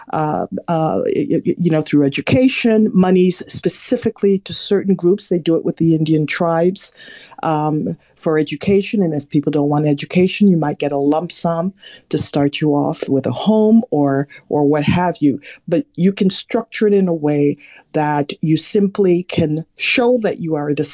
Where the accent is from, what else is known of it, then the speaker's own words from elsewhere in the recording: Jamaica; now in United States; I'm Jamaican born, I don't live in Jamaica, I live in America